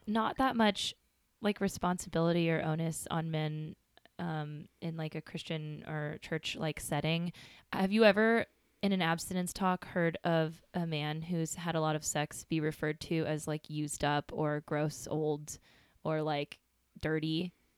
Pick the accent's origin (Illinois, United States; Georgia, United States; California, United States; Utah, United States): California, United States; Bay Area; where I grew up in the Bay Area